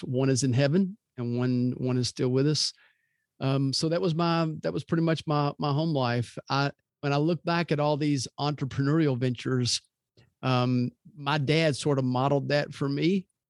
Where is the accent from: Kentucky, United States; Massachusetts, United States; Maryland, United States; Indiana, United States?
Kentucky, United States; Louisville; now in Birmingham, United States; I grew up in Louisville, and I love that city.